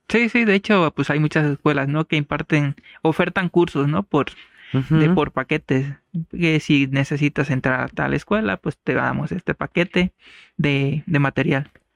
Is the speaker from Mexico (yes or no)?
yes; San Jerónimo de Juárez, Guerrero, Mexico; now in Chilpancingo, Mexico; yo soy originario de San Jerónimo de Juárez Guerrero, allá en la Costa Grande